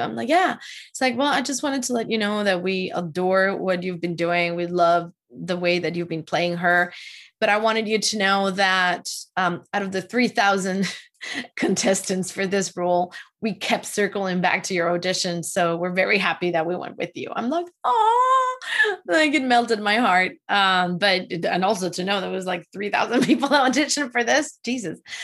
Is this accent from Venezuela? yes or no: yes; Venezuela; now in United States; I am from Venezuela